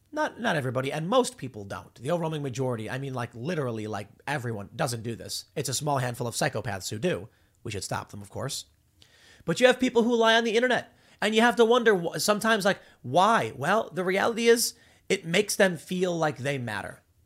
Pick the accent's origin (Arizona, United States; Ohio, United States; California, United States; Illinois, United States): Illinois, United States; Chicago; I grew up in Chicago, on the South Side.